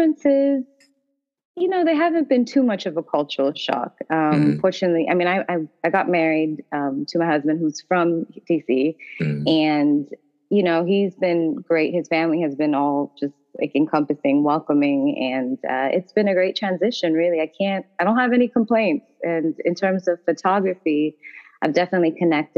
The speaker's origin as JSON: {"language": "English", "town": "Toronto", "region": "Ontario", "country": "Canada", "tie": "born or raised there", "moved": "as an adult", "lives_now": "Washington, D.C., United States", "said": "I'm actually originally from Toronto, Ontario, Canada, and I've been in D.C. for the last 2 years now"}